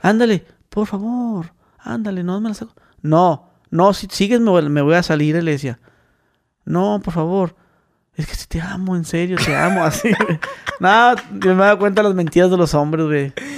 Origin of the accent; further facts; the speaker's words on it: Mexicali, Baja California, Mexico; soy de Mexicali